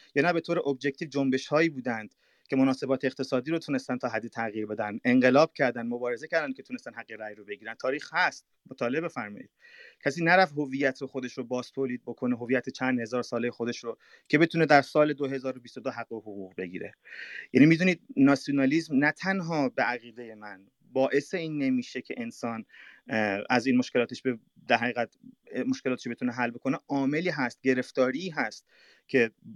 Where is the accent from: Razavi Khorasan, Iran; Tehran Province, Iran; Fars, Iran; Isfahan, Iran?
Razavi Khorasan, Iran; Mashhad; first language Persian; moved away; also born or lived in Europe; در ایران من به دنیا اومدم در شهر مشهد و بعدم فارسی صحبت میکنم یعنی زبان اول من فارسی هست